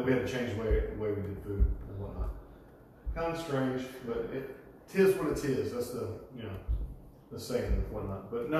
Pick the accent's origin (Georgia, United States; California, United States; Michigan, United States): Georgia, United States; Statesboro; But I would see people that I grew up with in my hometown, and they're in, you know, Statesboro Stars and things like this, and they're like, you know, these big to-do people in Statesboro now.